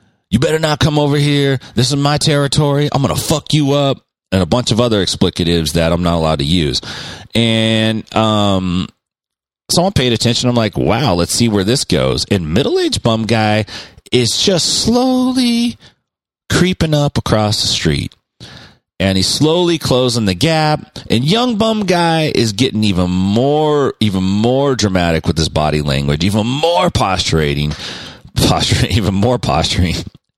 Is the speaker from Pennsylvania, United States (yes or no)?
no; Stockton, California, United States; I grew up in Stockton, and I still live in Stockton